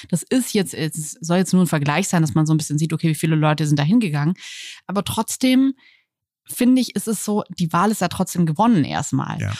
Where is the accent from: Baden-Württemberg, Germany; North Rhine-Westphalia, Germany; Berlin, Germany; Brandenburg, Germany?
Berlin, Germany; wenn mich jemand fragt, woher ich komme, dann sage ich immer eher aus Berlin als aus Deutschland